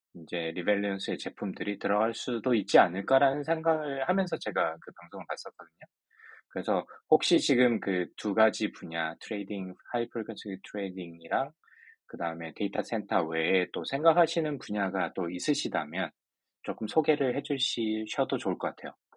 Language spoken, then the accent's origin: Korean; Ulsan, South Korea; 저는 일단 울산 출신이라서